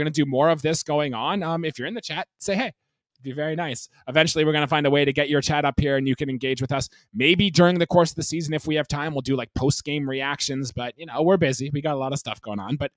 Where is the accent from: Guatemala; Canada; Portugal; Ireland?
Canada; We're Canadian sports fans